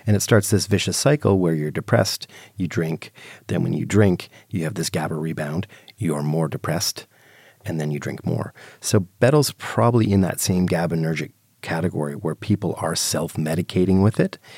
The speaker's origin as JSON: {"language": "English", "country": "Canada", "said": "I'm Canadian"}